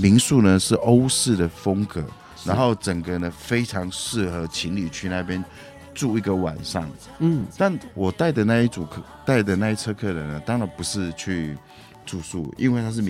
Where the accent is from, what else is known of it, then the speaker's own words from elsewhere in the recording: Hualien County, Taiwan; 那我说我一下我的家乡好了。东半部的话，其实我是非常推荐花莲的六十石山。